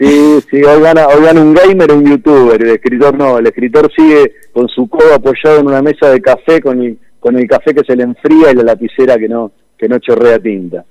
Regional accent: Argentina

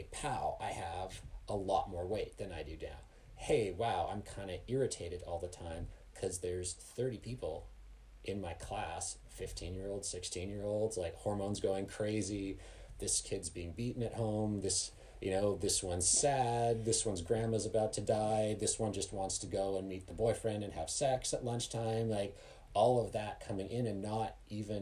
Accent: Canada; now in Colorado, United States; I grew up in Canada and here I am working in Colorado

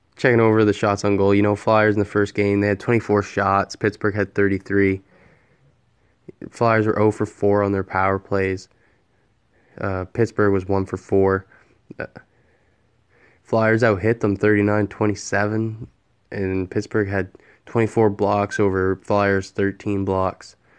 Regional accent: Canada; as a Canadian

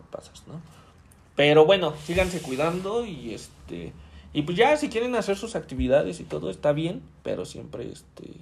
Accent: Mexico; yo soy mexicano

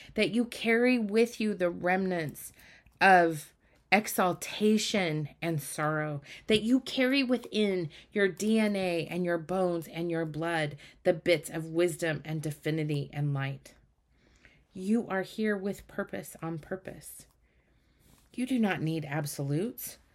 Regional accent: Utah, United States; I grew up in Utah

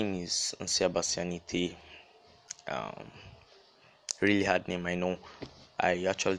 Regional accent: Akwa Ibom, Nigeria; It's easier to pronounce. I'm also Yoruba side. I'm from Akwa Ibom. My mom's Yoruba. That's the reason for … also. Then I'm a boy. Very dark in complexion.

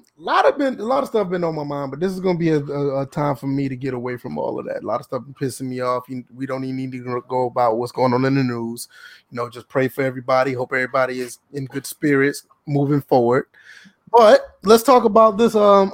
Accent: Georgia, United States; I mean, I'm from Georgia, South Carolina, all the same, but it's bad down here.

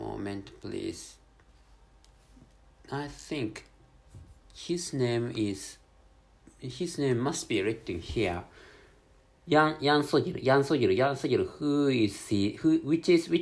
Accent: Japan; English is a second language

